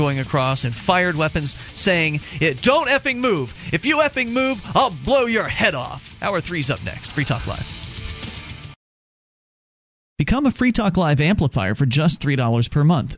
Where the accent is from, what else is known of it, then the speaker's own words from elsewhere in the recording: Sarasota, Florida, United States; moved away; my hometown of Sarasota, Florida